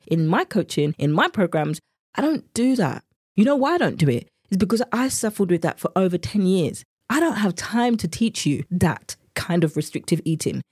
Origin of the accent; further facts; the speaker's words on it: England, United Kingdom; accent: English; my English accent has come out now